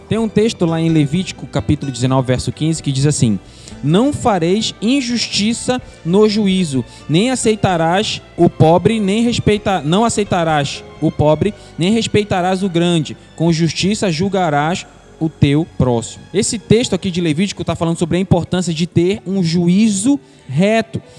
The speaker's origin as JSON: {"language": "Portuguese", "country": "Brazil", "said": "eu sou da terra firme"}